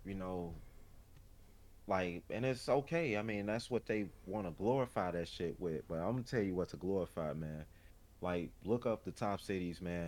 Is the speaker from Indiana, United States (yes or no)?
no; Chicago, Illinois, United States; as a Chicagoan, you know what I'm saying, born in a domestic violence home